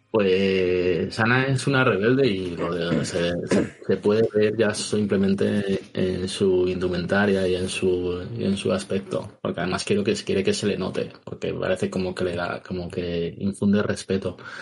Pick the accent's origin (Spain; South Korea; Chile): Spain; León, Castile and León; moved away as an adult; now in Valencia, Spain; Yo soy de León, pero, digo pero soy valenciano desde hace 10 años